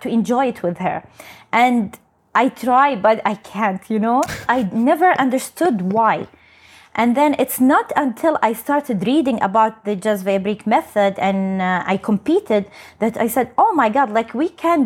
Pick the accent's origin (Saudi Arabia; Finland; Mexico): Saudi Arabia; I'm from Saudi Arabia. So I'm the first Saudi to represent my country